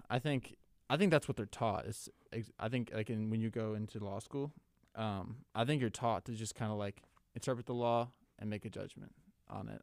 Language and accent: English; Minnesota, United States; moved away; my home state of Minnesota